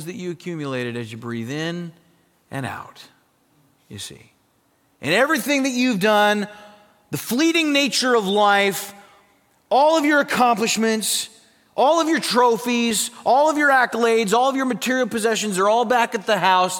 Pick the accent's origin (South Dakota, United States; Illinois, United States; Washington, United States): South Dakota, United States; moved away; I grew up in South Dakota, very, very cold in South Dakota in the winter